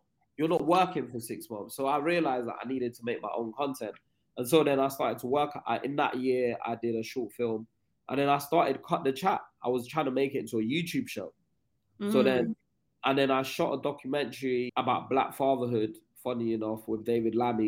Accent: Nigeria; now in England; I grew up in Nigeria. I moved there when I was 10

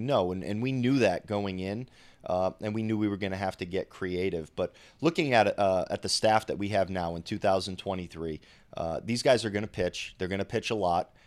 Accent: Rhode Island, United States; I'm from Rhode Island

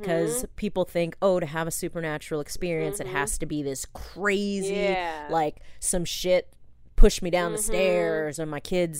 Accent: Ashland, Oregon, United States; over breakfast in my hometown of Ashland, Oregon

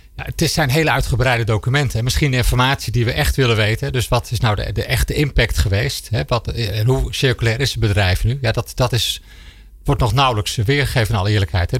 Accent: Netherlands; als Nederlander

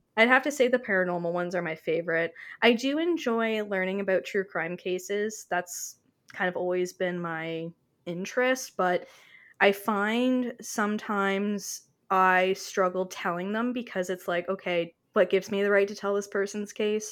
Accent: Canada; I am her Canadian counterpart

